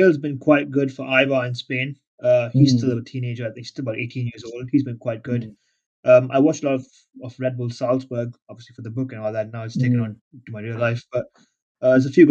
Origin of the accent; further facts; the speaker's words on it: India; I grew up in a family that, I'm an Indian, so my family enjoyed cricket